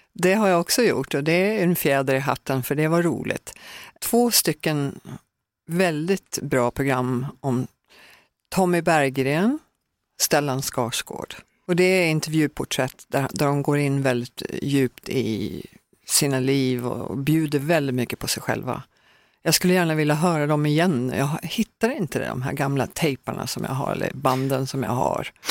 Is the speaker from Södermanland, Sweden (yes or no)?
yes; Högsjö, Södermanland, Sweden; moved away; also born or lived in Norrköping / Texas / Los Angeles; hörde alltid jazz i mitt hem när jag växte upp i Högsjö